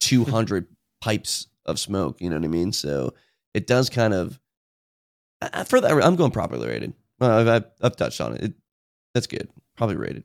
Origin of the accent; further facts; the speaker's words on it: United States; I'm from Washington